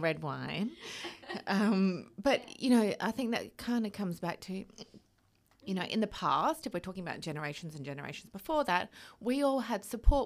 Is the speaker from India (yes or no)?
no; Australia; moved away as an adult; growing up in Oz, like, I was quite, not sheltered, but, like, ha, grew up in quite a small environment